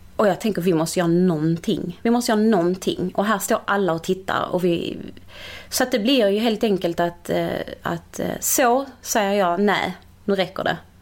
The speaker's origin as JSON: {"language": "Swedish", "town": "Malmö", "region": "Skåne", "country": "Sweden", "tie": "born or raised there", "also_born_or_lived": "Portugal", "said": "Holma i Malmö"}